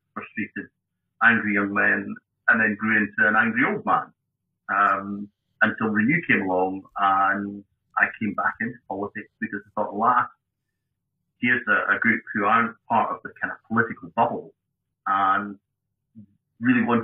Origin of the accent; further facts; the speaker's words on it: Edinburgh, Scotland, United Kingdom; also born or lived in West Lothian / Johannesburg, South Africa; now in Dunfermline, United Kingdom; Born in Edinburgh, initially raised in Trefethen, West Lothian, moved to Edinburgh.